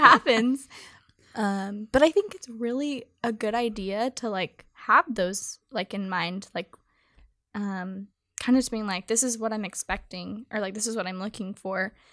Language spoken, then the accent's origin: English; Sutter, California, United States; I'm from, um, technically Sutter, California